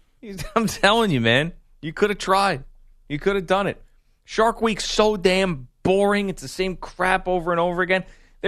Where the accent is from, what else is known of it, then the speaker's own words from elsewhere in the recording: Bronx, New York, United States; Yo, I grew up in the Bronx. I don't care about no shark.